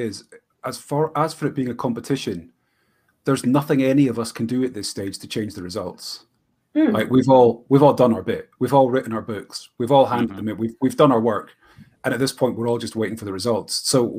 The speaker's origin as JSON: {"language": "English", "region": "Scotland", "country": "United Kingdom", "said": "Yeah, I'm Scottish."}